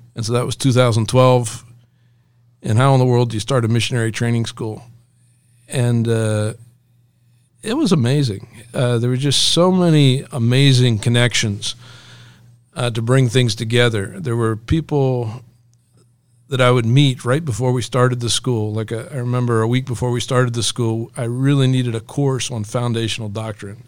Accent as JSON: {"language": "English", "town": "Elizabethtown", "region": "Pennsylvania", "country": "United States", "tie": "born or raised there", "said": "I grew up here in Elizabethtown, Pennsylvania."}